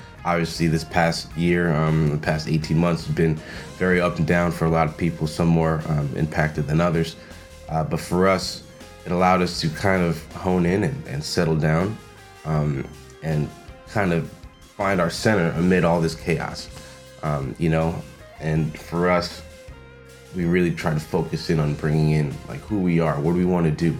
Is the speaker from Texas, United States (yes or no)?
no; Long Island, New York, United States; I grew up on Long Island